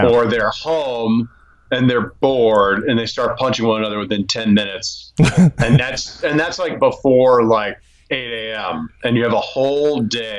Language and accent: English; Minnesota, United States; moved away; I grew up in Minnesota